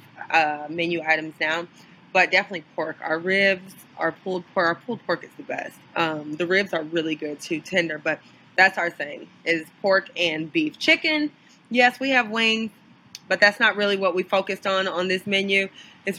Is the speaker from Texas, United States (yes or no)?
no; Cleveland, Ohio, United States; moved away as an adult; now in Los Angeles, United States; I grew up in Cleveland, Ohio. So I'm a Midwestern girl